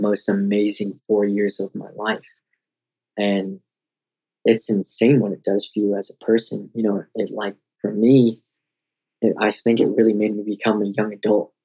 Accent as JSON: {"language": "English", "town": "Denver", "region": "Colorado", "country": "United States", "tie": "born or raised there", "also_born_or_lived": "Oklahoma", "said": "I would just move back to my hometown in Colorado"}